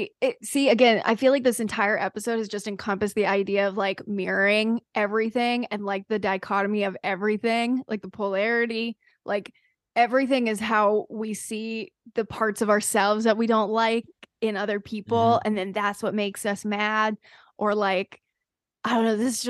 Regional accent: the South, United States; See, I'm from the South, so like boat shoes really made a comeback during my middle school era.

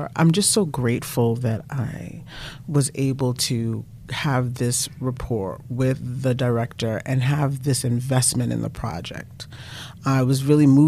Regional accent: New York City, New York, United States; I'm born and raised in Brooklyn

